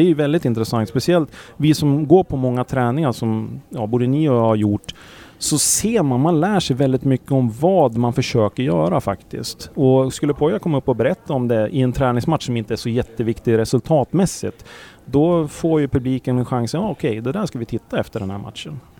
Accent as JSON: {"language": "Swedish", "town": "Sandviken", "region": "Gävleborg County", "country": "Sweden", "said": "jag är från Sandviken"}